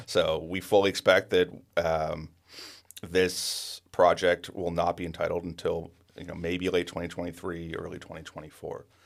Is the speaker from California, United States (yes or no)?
yes; Penngrove, California, United States; I was born and raised in Pengrove